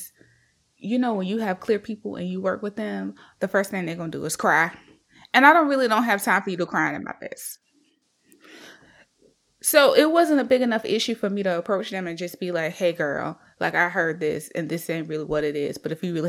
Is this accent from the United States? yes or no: yes; South Carolina, United States; moved away; I'm from South Carolina